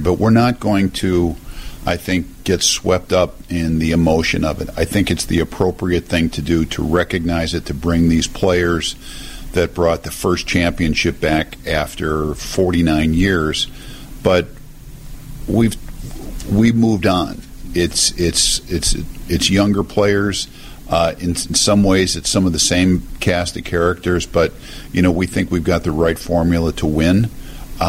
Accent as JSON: {"language": "English", "town": "Chicago", "region": "Illinois", "country": "United States", "said": "I'm from Chicago. I'm from here."}